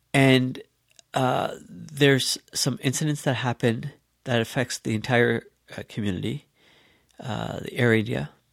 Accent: Canada; growing up here, uh, in Canada and as a Canadian

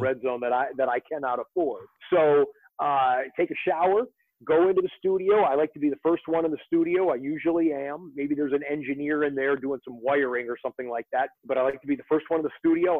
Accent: Detroit, Michigan, United States; I'm 48 years old and I grew up in the Detroit area

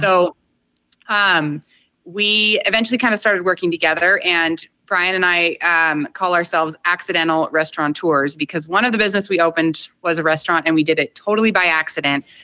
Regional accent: California, United States; my husband and I both come from strong agricultural roots in California that go back six or seven generations

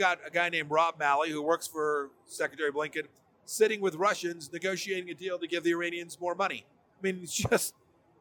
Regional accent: Kansas, United States; I'm from Kansas

